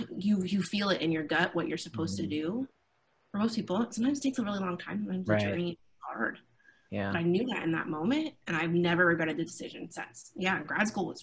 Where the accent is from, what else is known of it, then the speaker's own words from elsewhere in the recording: Fremont, California, United States; I grew up in Fremont, so I hadn't been anywhere